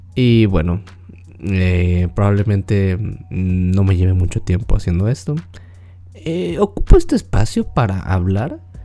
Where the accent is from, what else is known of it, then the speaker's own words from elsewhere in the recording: Mexico; yo soy de México y aquí en México